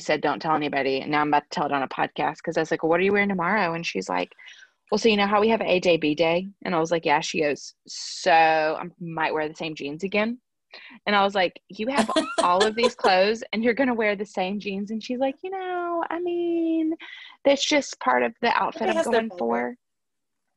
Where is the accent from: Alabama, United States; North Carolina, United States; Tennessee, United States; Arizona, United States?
Alabama, United States; moved away; I'm from Alabama.